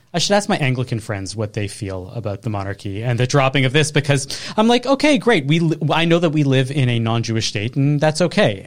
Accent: Canada

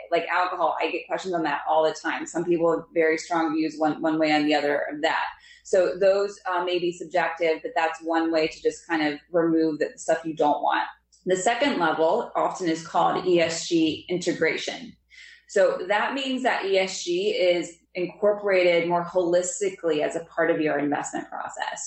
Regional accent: Lansdale, Pennsylvania, United States; I grew up in Lansdale, Pennsylvania.

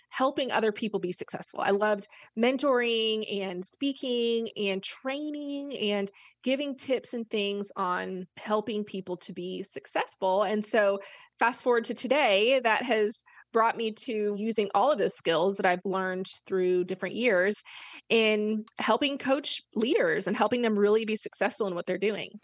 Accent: Florida, United States; moved away as an adult; also born or lived in Arkansas / Memphis; I grew up in Florida

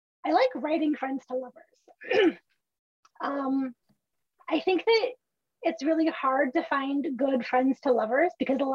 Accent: California, United States; I'm Californian

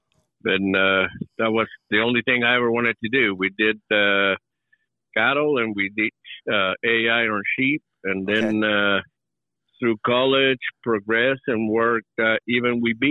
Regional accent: Uruguay; now in United States; I grew up in Uruguay, in South America, just a small country right between Argentina and Brazil.

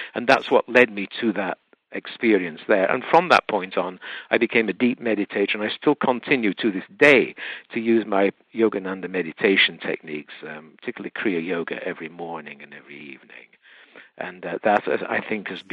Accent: United Kingdom; moved away; I'm from the UK originally. I'm half Welsh, half English

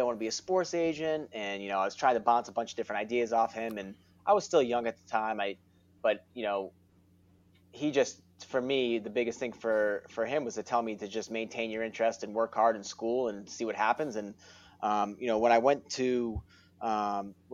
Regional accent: Worcester, Massachusetts, United States; from Worcester, grew up, born and raised in Worcester, still have a lot of family there

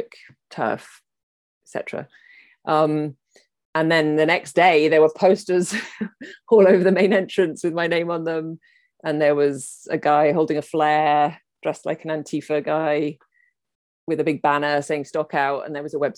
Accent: United Kingdom; I'm British.

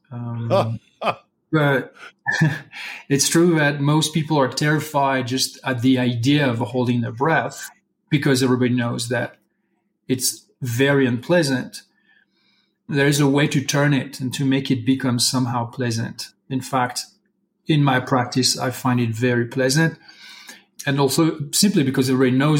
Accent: Brittany, France; English is a second language; moved away as an adult; now in Santa Fe, United States; I'm originally from Brittany, France

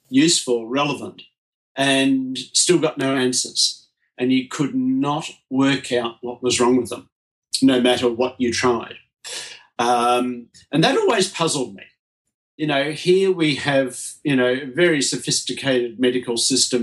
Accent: Melbourne, Victoria, Australia; I was brought up here in Melbourne, Australia.

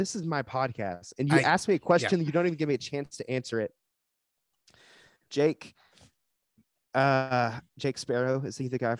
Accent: northern Georgia, United States; accent: Southern; moved away as an adult; now in California, United States; I'm from Georgia. The northern part.

